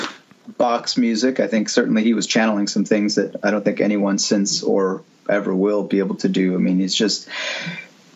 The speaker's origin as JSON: {"language": "English", "town": "Rochester", "country": "United States", "said": "I'm from Rochester, you know, which is like where you find lots of cows, lots of open field and cows"}